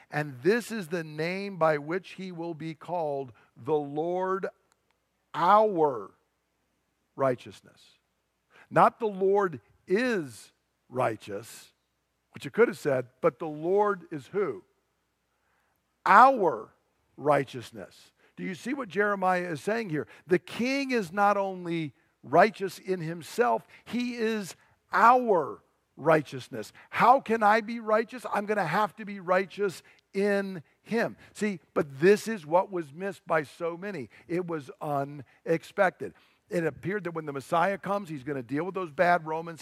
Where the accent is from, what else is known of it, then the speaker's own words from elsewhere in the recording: United States; I'm an American